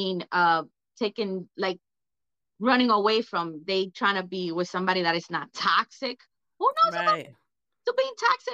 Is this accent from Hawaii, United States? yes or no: no; New York City, New York, United States; I'm from East Harlem, El Barrio. I'm Puerto Rican.